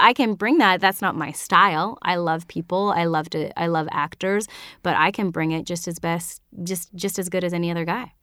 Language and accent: English; northern British Columbia, Canada; also born or lived in Vancouver, Canada; I, I'm from Canada, so this was way up north and then tier of B C